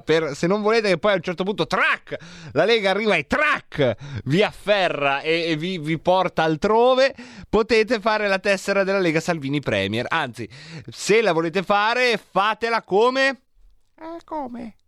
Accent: Varese, Lombardy, Italy; io son cresciuto a Varese

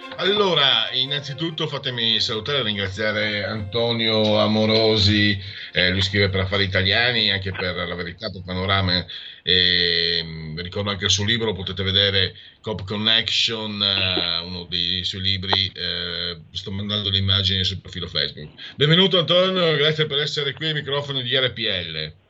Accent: Friuli-Venezia Giulia, Italy; Vengo dal Friuli

